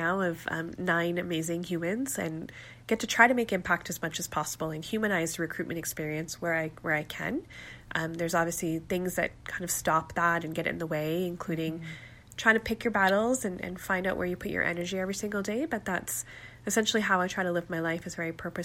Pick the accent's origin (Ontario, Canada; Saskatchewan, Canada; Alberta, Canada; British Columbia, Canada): Alberta, Canada; Calgary; I was born and raised in Calgary to Pakistani Muslim parents